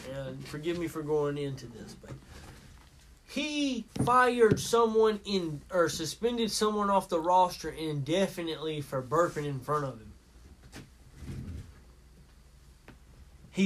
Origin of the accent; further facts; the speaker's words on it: United States; as American citizens, speaking as one right now